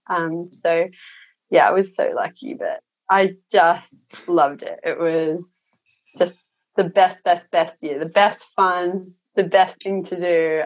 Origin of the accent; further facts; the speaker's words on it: Sydney, New South Wales, Australia; moved away as an adult; I grew up in the Shire in Sydney